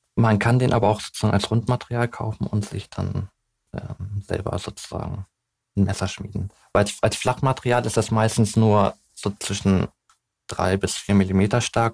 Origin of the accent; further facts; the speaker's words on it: Hamburg, Germany; ich bin gebürtiger Hamburger